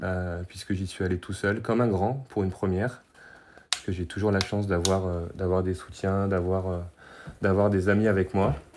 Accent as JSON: {"language": "French", "town": "Brest", "region": "Brittany", "country": "France", "moved": "yes", "lives_now": "Savoie, France", "said": "j'ai trente-sept ans, je suis de Brest"}